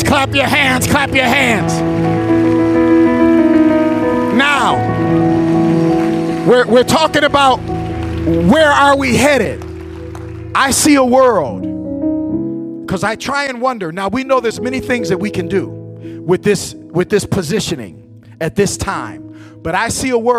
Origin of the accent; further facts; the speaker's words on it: Flint, Michigan, United States; I'm from Flint, Michigan